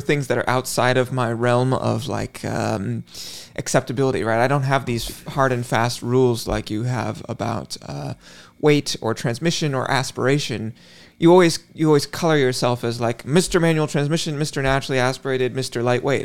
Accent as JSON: {"language": "English", "region": "West Coast", "country": "United States", "tie": "born or raised there", "said": "as someone who grew up on the, the West Coast"}